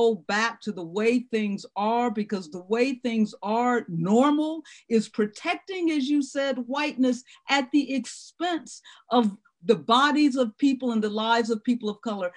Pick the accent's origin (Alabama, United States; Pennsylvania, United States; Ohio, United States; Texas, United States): Ohio, United States; my hometown state, which is Ohio.